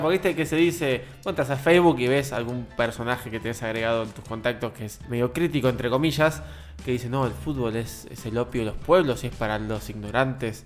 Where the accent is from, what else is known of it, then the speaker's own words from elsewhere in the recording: Argentina; como todos los argentinos